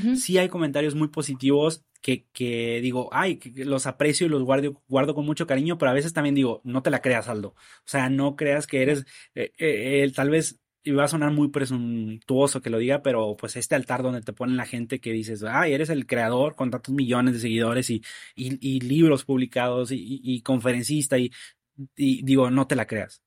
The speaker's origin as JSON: {"language": "Spanish", "town": "Nuevo Laredo", "region": "Tamaulipas", "country": "Mexico", "tie": "born or raised there", "said": "de mi ciudad natal, en Nuevo Laredo, soy de allá"}